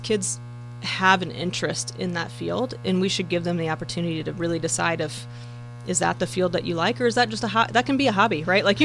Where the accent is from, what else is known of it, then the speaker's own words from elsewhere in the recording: Marshall County, Indiana, United States; growing up in Marshall County, you know, born and bred here